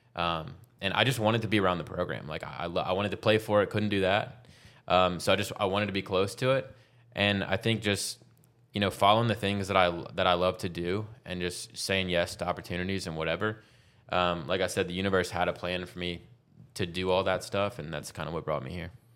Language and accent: English; Baton Rouge, Louisiana, United States; moved away as an adult; also born or lived in Denver; now in Austin, United States; I'm from Baton Rouge, Louisiana.